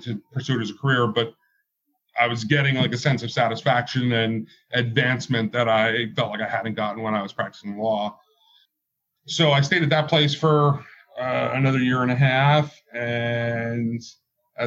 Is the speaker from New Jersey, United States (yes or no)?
yes; New Jersey, United States; moved away as an adult; also born or lived in Greenville, South Carolina; now in Washington, D.C., United States; I'm from New Jersey